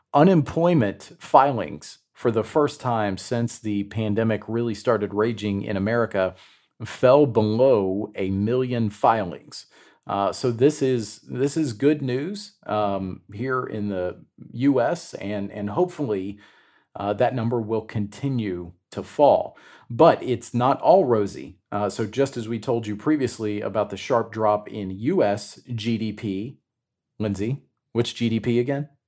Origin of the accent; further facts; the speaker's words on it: Chattanooga, Tennessee, United States; in my hometown of, of Chattanooga